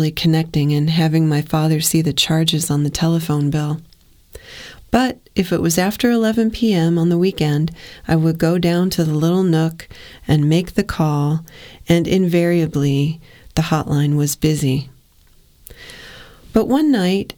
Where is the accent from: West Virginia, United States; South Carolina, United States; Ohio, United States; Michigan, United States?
Ohio, United States; I'm from Ohio